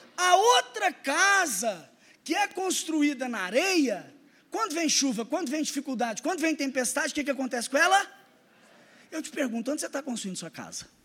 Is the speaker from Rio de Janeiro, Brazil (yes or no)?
no; Araxá, Minas Gerais, Brazil; also born or lived in Belo Horizonte; Conhece Araxá? Cidade do interior de Minas, maravilhosa. Foi lá que eu passei minha infância e minha adolescência